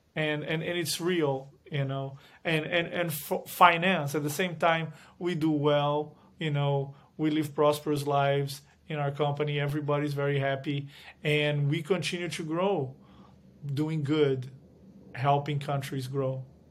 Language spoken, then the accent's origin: English; Brazil; moved away as an adult; now in United States; I was born in Brazil, went to law school in Brazil, then came to the U S